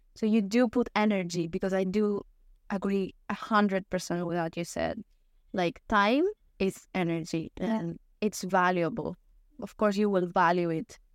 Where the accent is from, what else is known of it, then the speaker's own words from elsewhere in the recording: Greece; I am from Greece